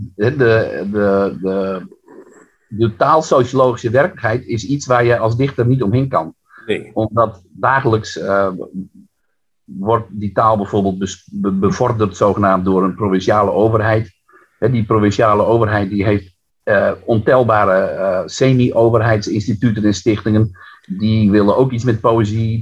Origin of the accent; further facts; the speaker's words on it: Friesland, Netherlands; first language West Frisian; Dutch is a second language; ik ben natuurlijk opgegroeid in het Fries. Hè? Mijn, wij, wij, mijn eh, Friestalige familie in een dorp, Fries, volledig Fries dorp nog in de jaren zestig.